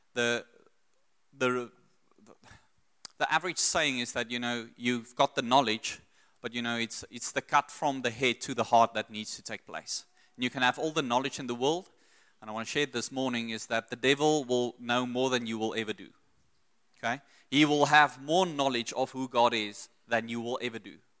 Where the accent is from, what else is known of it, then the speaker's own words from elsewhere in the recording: South Africa; also born or lived in Secunda / Pretoria / Brits / Australia; I grew up in Secunda, Pretoria, then moved to Brits.